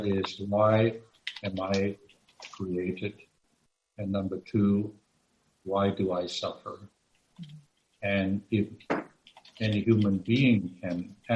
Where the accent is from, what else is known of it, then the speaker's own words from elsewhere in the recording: Hong Kong; We're both from Hong Kong